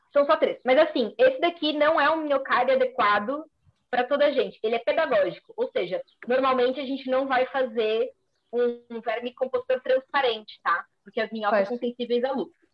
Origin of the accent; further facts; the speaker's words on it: São Paulo, Brazil; moved away as an adult; now in Coimbra, Portugal; eu originalmente sou de São Paulo, do, do Brasil, mas já estou cá em Coimbra há quatro anos